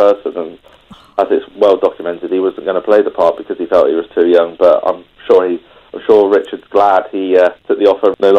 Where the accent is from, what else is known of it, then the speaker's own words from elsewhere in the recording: West Country, South West England, United Kingdom; actually I'm from the West Country, so it wasn't too bad.